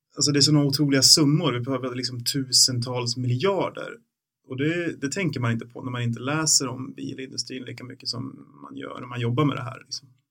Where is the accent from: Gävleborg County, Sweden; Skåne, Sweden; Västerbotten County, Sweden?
Gävleborg County, Sweden; Bollnäs; den finns fortfarande kvar i Bollnäs där jag växte upp.